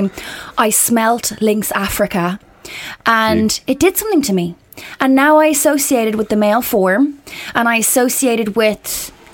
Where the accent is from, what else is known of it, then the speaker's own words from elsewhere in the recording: Ireland; when you live in Ireland and you're young, you're in school, and for obviously as an Irish person, as an Irish student in a school, you need to learn the Irish language